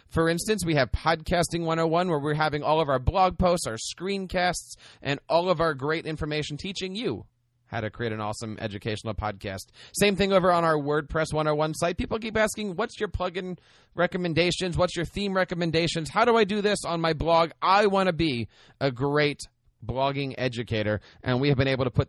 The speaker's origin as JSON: {"language": "English", "town": "Philadelphia", "region": "Pennsylvania", "country": "United States", "tie": "born or raised there", "said": "Philadelphia, my hometown."}